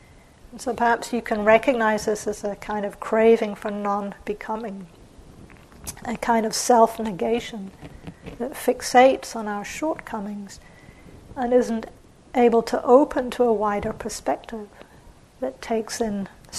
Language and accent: English; England, United Kingdom; also born or lived in New Zealand; So for example, I grew up in England and New Zealand.